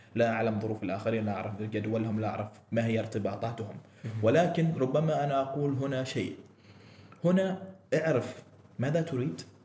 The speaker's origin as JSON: {"language": "Arabic", "country": "Oman", "said": "عندنا في عمان"}